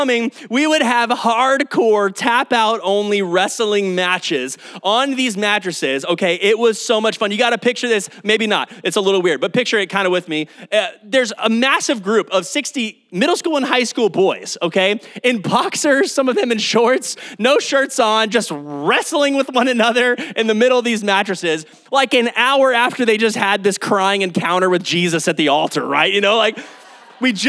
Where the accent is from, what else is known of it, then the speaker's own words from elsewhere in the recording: Kyle, Texas, United States; also born or lived in Oklahoma; Kyle and Austin area is my hometown. This is where I call home